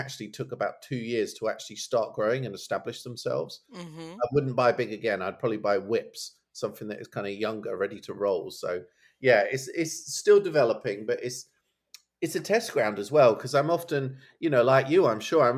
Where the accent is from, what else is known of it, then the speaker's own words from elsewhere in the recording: Suffolk, East of England, United Kingdom; I've got a house in Suffolk in my hometown